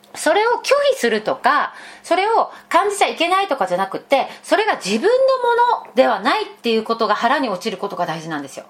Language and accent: Japanese; Fukuoka, Japan; moved away; 私福岡出身